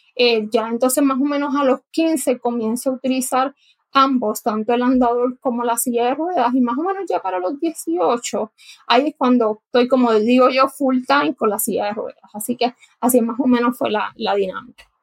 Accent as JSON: {"language": "Spanish", "town": "Guayama", "country": "Puerto Rico", "tie": "born or raised there", "said": "yo nací en Guayama, Puerto Rico, así que como dicen, soy bruja de nacimiento. Me crié en, el área sur de Puerto Rico"}